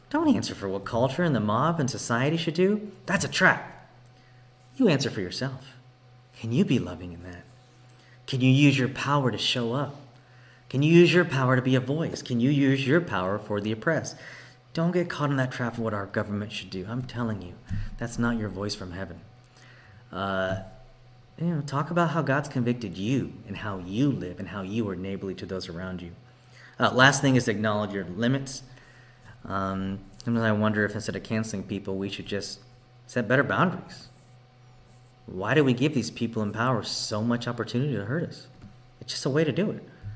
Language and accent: English; Texas, United States; now in Oregon, United States; I was raised in Texas, born and raised